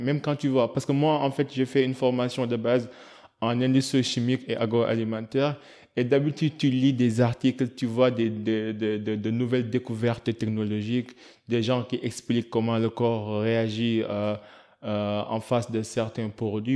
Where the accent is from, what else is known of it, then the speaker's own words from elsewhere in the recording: Senegal; en tant que Sénégalais